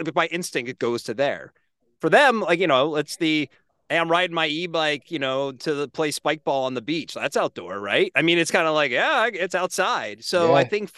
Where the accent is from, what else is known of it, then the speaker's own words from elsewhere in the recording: Northeast, United States; I kind of grew up with a pretty heavy anti Southeast bias growing up in the Northeast.